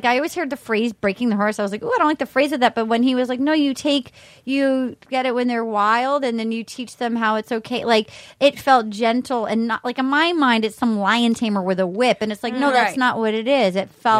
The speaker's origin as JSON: {"language": "English", "region": "Rhode Island", "country": "United States", "said": "I'm from Rhode Island"}